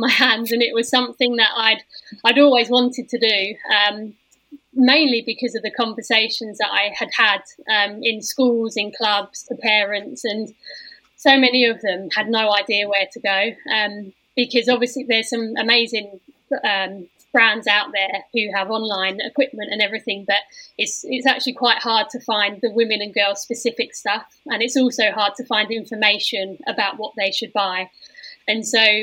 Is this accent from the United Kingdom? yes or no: yes; England, United Kingdom; us as English people